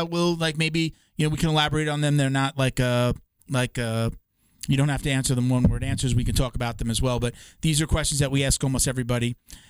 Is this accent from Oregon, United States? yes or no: no; Long Island, New York, United States; I grew up on Long Island